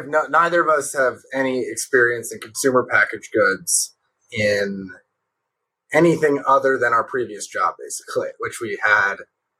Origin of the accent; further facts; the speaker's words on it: New York City, New York, United States; moved away as an adult; also born or lived in Washington, D.C.; now in Los Angeles, United States; I'm from New York City originally. I met Nash at Georgetown, where we went to college together, and moved out to Los Angeles 3 years ago.